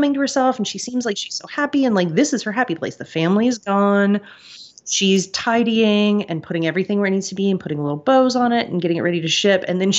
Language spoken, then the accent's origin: English; Kansas, United States; growing up in the Midwest, I grew up in Kansas